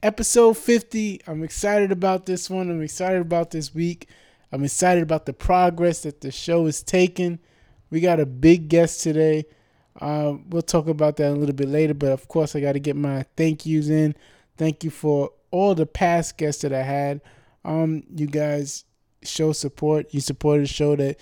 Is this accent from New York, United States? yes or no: yes; New York City, New York, United States; I'm from the Bronx